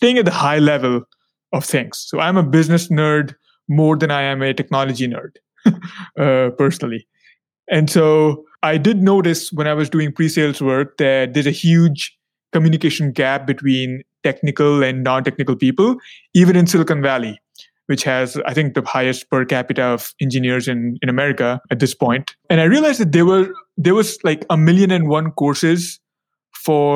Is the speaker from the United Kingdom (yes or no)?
no; India; moved away; also born or lived in China / United States; I am originally from India. I got my formal education in India and then China and then the USA